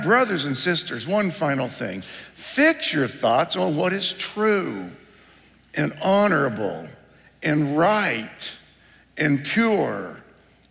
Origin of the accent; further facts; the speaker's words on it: Ohio, United States; moved away; I grew up in Ohio